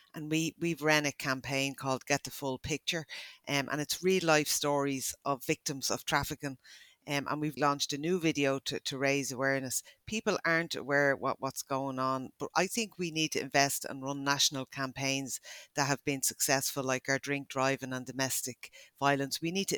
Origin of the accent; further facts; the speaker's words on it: Ireland; and that's as an Irish person.